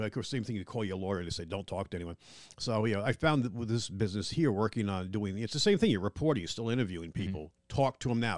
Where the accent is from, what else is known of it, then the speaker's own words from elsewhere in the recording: Long Island, New York, United States; now in Littleton, North Carolina, United States; I'm from Long Island, New York